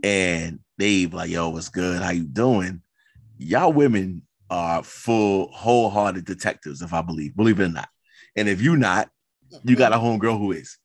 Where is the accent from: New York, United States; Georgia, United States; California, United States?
New York, United States; New York City; I come from Queens